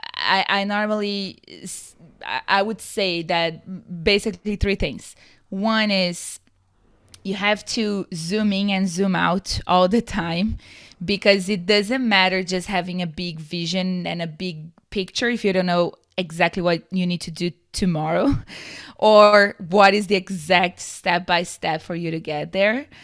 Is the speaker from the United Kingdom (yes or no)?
no; Brazil; moved away as an adult; also born or lived in San Diego, California; now in United States; I'm from Brazil originally, and I moved to the U S roughly six years ago